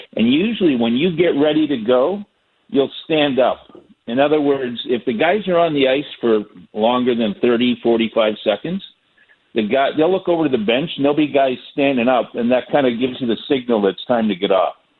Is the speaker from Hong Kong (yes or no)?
no; Canada; now in Florida, United States; I'm originally from Canada played hockey all my life